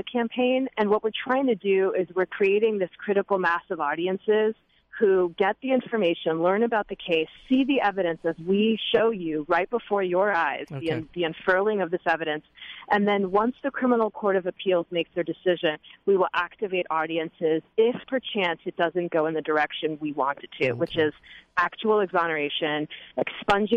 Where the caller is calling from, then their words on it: Texas, United States; we're calling in from Texas